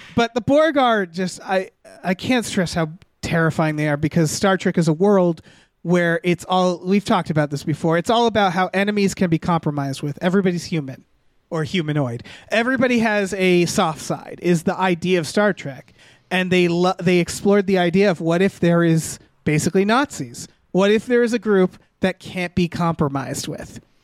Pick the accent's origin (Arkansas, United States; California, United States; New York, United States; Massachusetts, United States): Massachusetts, United States; Western; I'm from Western Mass where H's are ignored in at least the town names